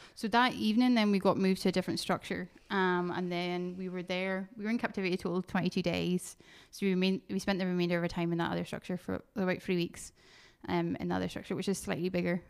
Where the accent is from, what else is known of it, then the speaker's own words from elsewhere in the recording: Northern Ireland, United Kingdom; moved away as an adult; now in Fife, United Kingdom; I grew up, was born in Northern Ireland, grew up here